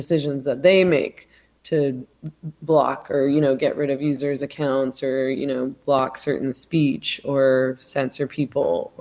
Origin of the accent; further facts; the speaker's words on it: Canada; I'm Canadian